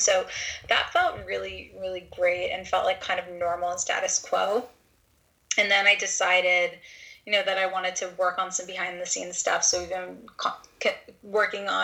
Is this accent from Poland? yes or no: no; Canada; all the visa stuff being Canadian